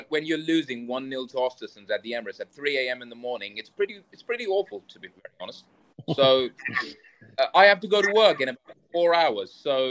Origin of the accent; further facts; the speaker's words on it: Pakistan; I'm from Pakistan